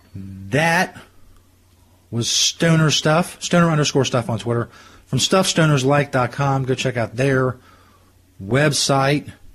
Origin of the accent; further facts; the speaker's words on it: Cincinnati, Ohio, United States; where I grew up and in the Cincinnati area and around here